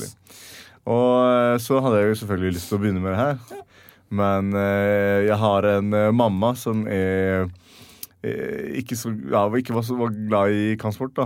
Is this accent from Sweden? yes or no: yes; Sweden; moved away as an adult; now in Norway; hjemme i Sverige